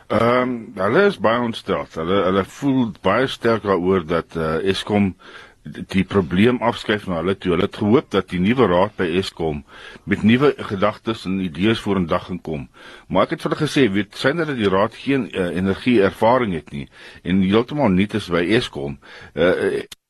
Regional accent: South Africa; ons as Afrikaners

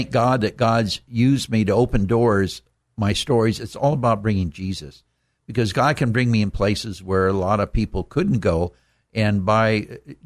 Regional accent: Downey, California, United States; I was raised in Downey

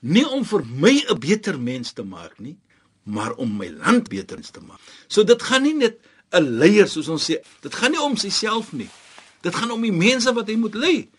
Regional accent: South Africa

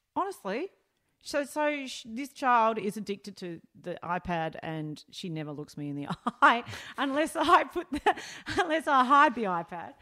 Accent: Melbourne, Victoria, Australia; I grew up northern suburbs of Melbourne.

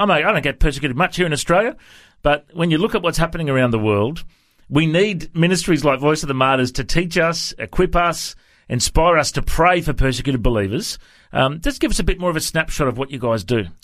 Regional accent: Cape Town, Western Cape, South Africa; accent: South African; I was born and raised in Cape Town, in mm-hmm. South Africa, the best place in the world, they say.

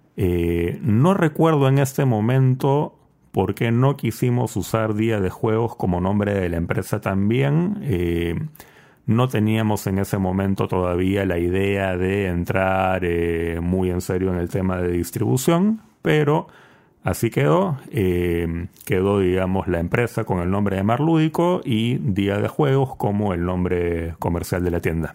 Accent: Peru; moved away as an adult; also born or lived in United States / Chile; luego yo me fui de Perú, estuve viviendo eh, dos años en Estados Unidos, cuatro años en Chile.

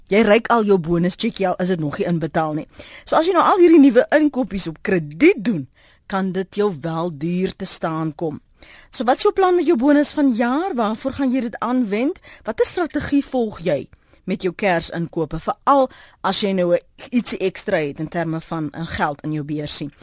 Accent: South Africa; as Suid-Afrikaners

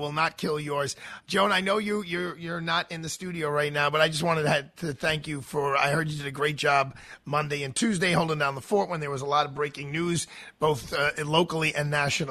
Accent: Long Island, New York, United States; now in Georgia, United States; been down here in Georgia for the last 30 years, and, you know, there's no New York in me anymore. I grew up in Long Island

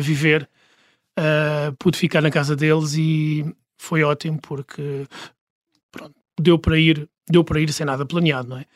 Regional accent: Portugal; moved away as an adult; Eu tinha 37 quando saí de Portugal

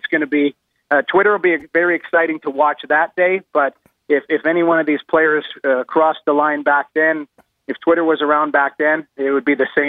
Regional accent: Edmonton, Alberta, Canada; Well, I grew up in Edmonton.

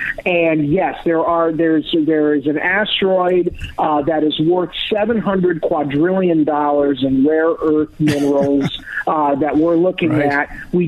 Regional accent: Florida, United States; I grew up in Florida, so I was used to seeing the shuttle launches when I was a kid growing up.

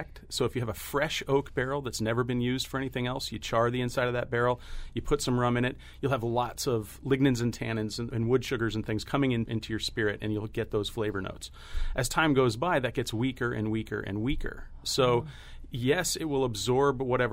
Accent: Mystic, Connecticut, United States; I grew up racing sailboats in Mystic, Connecticut

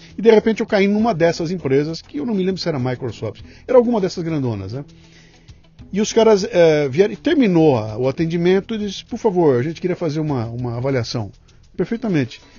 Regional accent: Bauru, São Paulo, Brazil; moved away as an adult; now in São Paulo, Brazil; eu vim de Bauru para São Paulo com 18 anos de idade

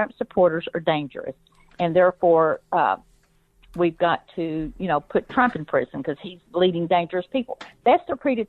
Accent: Arkansas, United States; I grew up in Arkansas

